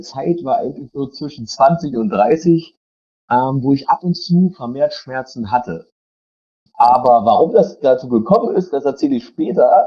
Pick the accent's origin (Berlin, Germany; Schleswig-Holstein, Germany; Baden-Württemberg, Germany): Berlin, Germany; ich komme aus Berlin